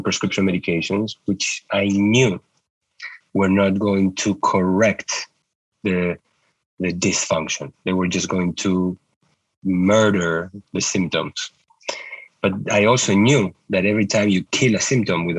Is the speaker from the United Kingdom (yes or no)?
no; Uruguay; moved away as an adult; also born or lived in New York; I grew up in Uruguay, where I went to medical school